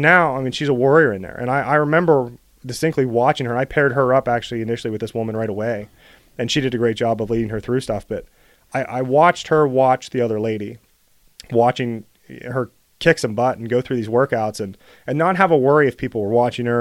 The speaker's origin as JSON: {"language": "English", "town": "Bellwood", "region": "Pennsylvania", "country": "United States", "tie": "born or raised there", "also_born_or_lived": "Ohio / California", "said": "I grew up in Bellwood"}